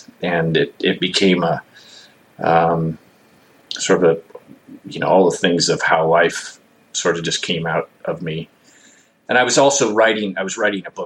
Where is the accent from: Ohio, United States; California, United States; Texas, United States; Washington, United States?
California, United States; Bakersfield; also born or lived in Lake Isabella, California; I grew up in Bakersfield, California